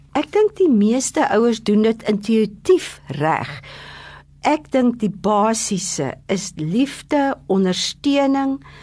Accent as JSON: {"language": "Afrikaans", "town": "Adelaide", "region": "Eastern Cape", "country": "South Africa", "tie": "born or raised there", "said": "toe ek klein was in Adelaide groot te word."}